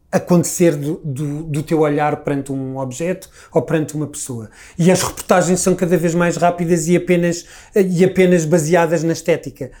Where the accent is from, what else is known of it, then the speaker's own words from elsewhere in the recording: Lisbon, Portugal; accent: Lisbon; eu sou Lisboeta, eu digo telefone, e digo reunião, e digo todas essas pequenas particularidades que fazem de mim Lisboeta